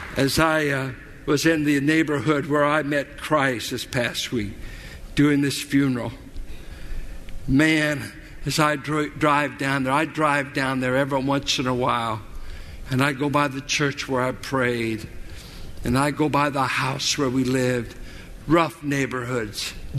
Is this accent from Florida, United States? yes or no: no; Richmond, Virginia, United States; I grew up in South Richmond.